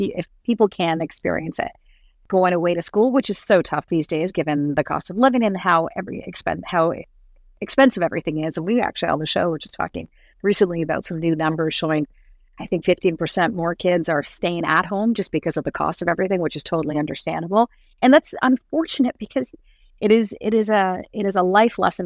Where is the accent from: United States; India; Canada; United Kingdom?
Canada; Toronto, Ontario; also born or lived in Ottawa / Cape Breton / Barrie; I found my way back home to the area where I grew up